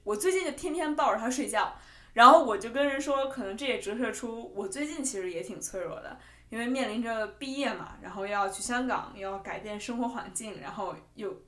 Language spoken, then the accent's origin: Chinese; Beijing, China; moved away as an adult; also born or lived in Italy / France; 虽然我是在北京长大的，但是我其实对北京没有非常强烈的归属感